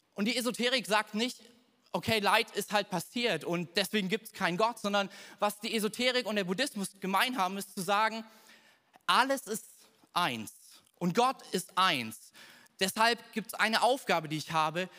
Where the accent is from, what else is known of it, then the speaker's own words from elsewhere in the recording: Thuringia, Germany; bei uns in Thüringen